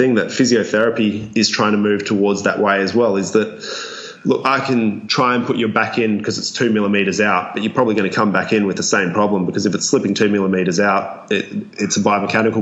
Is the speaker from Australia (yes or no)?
yes; Australia; accent: Australian; my Australian accent and any of my Australianisms